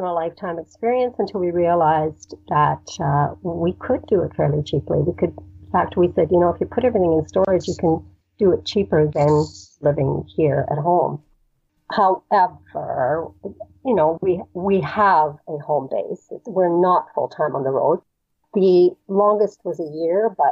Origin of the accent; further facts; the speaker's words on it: Canada; we're Canadian